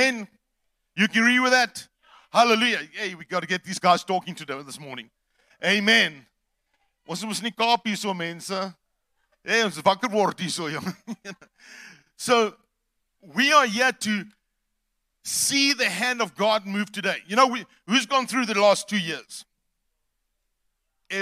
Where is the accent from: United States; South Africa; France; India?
South Africa; East London, Eastern Cape; We're from the Eastern Cape, East London to be specific